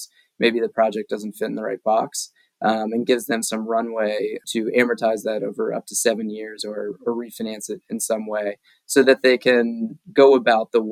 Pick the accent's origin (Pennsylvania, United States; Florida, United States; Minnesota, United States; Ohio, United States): Ohio, United States; moved away as an adult; now in Vermont, United States; I've been in Vermont 6 years. I went to college here, but I am from Ohio originally